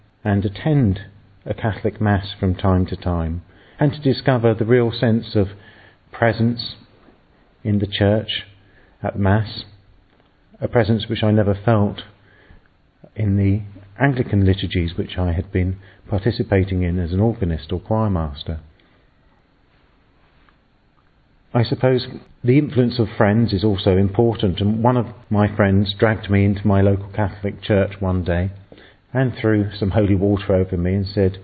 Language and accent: English; England, United Kingdom; I'm English and I'm a priest